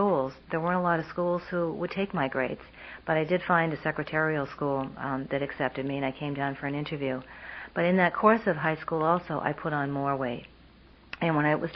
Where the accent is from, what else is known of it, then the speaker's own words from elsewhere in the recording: Vermont, United States; moved away as an adult; I grew up in Vermont.